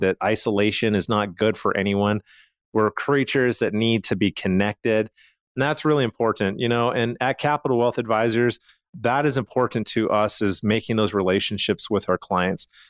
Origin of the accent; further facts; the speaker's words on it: Calgary, Alberta, Canada; I'm from Calgary, Canada